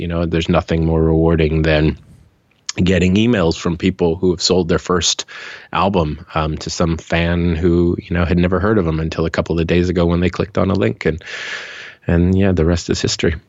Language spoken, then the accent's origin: English; Hawaii, United States; moved away; also born or lived in Seattle / Los Angeles; I'm from Hawaii. I left my small town, moved to mm. the mainland, went to Seattle first, later to Los Angeles